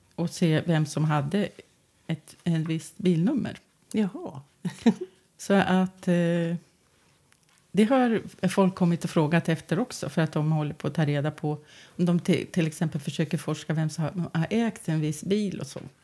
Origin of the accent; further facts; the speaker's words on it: Västerås, Västmanland, Sweden; jag är västeråsare och västmanlänning. Och, eh, både till börden och eh, att jag har bott här i Västerås i 40 år av mitt liv